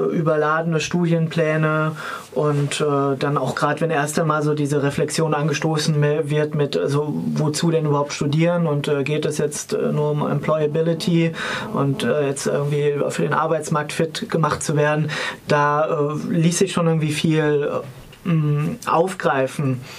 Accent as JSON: {"language": "German", "region": "Hesse", "country": "Germany", "said": "Ich komme aus Hessen und damals, als ich Abi gemacht hat, hatte ich das dort dann auch noch"}